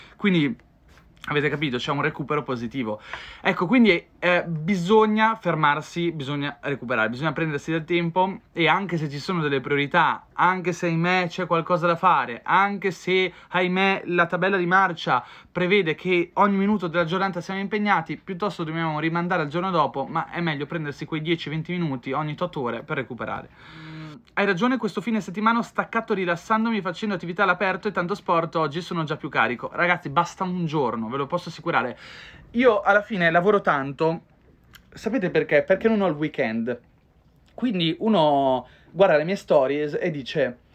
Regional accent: Ferrara, Emilia-Romagna, Italy; moved away; Sarei di Ferrara, però non ci sto da tanto tempo

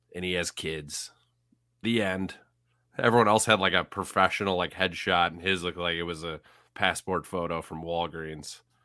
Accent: Central Illinois, United States; accent: Central Illinois; my Central Illinois accent

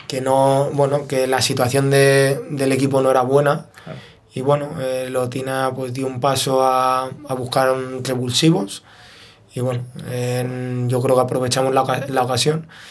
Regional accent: Fuenlabrada, Community of Madrid, Spain; yo me crié en Fuenlabrada

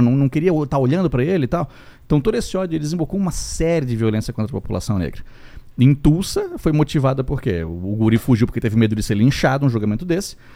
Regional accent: Itajaí, Santa Catarina, Brazil; a gente é de Itajaí, Santa Catarina

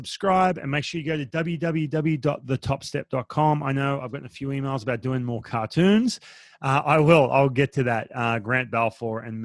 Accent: Australia; now in United States; I'm Australian

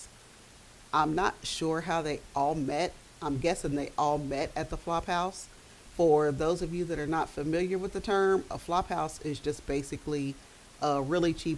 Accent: Dayton, Ohio, United States; I am from Dayton, Ohio. I was born and raised here

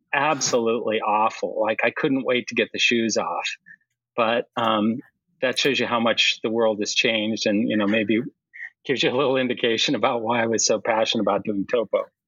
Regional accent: Colorado, United States; moved away as an adult; now in Boston area, United States; I grew up in Colorado

